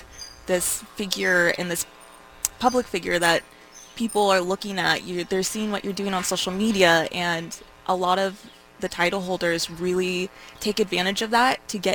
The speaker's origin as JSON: {"language": "English", "town": "Harrisburg", "region": "Oregon", "country": "United States", "said": "I'm from Harrisburg, Oregon, about an hour and 45 minutes away from here"}